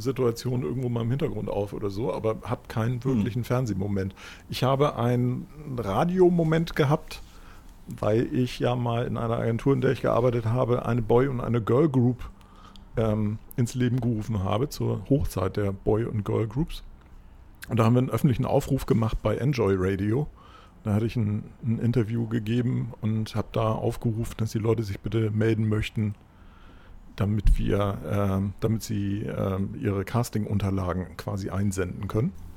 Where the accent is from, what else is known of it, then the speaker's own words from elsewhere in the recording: Germany; also born or lived in Hamburg; als Deutscher